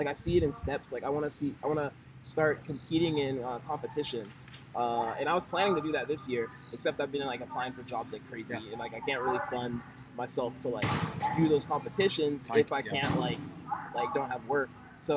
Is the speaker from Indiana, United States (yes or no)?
no; Atlanta, Georgia, United States; moved away as an adult; also born or lived in Shanghai, China; now in Massachusetts, United States; I'm originally from Atlanta, like I said, and, like, that's where I was staying before